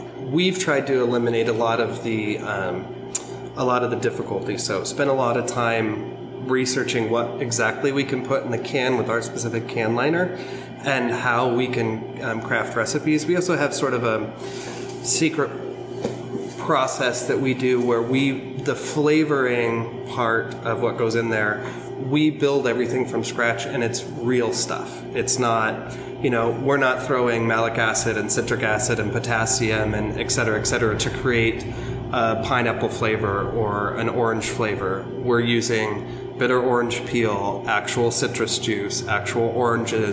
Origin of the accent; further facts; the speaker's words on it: Pacific Northwest, United States; now in Philadelphia area, United States; I'm originally from the Pacific Northwest